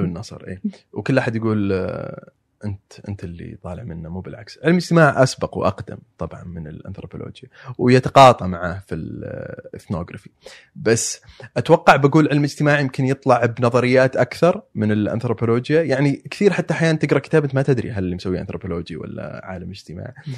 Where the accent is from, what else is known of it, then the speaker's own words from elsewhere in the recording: Dhahran, Eastern Province, Saudi Arabia; moved away as an adult; also born or lived in Najran; now in New York, United States; عايش والد في الظهران